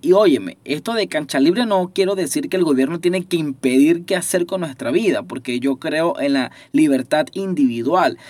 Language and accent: Spanish; Venezuela; Nosotros nos relacionamos aquí en Venezuela, los que todavía estamos en Venezuela